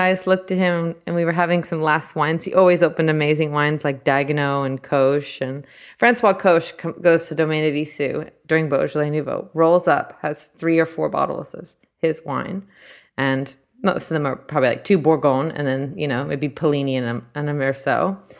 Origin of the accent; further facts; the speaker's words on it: Southern California, United States; moved away as an adult; now in New Zealand; I'm from California